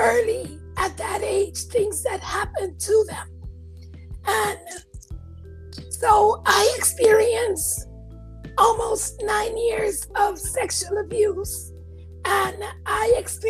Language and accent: English; U.S. Virgin Islands; also born or lived in Puerto Rico / Washington State, United States; now in Georgia, United States; I was born in Puerto Rico, raised on St. Croix, U.S. Virgin Islands, and then went to live in Washington State